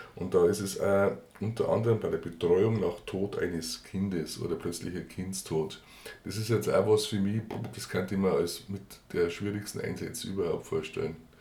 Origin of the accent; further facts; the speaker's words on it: Garmisch-Partenkirchen, Bavaria, Germany; bei uns in Garmisch-Partenkirchen